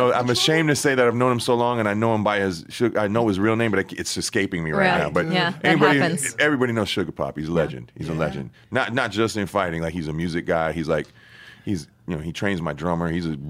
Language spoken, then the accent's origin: English; California, United States; You know, I was growing up in Cali, even though born out here and whatnot.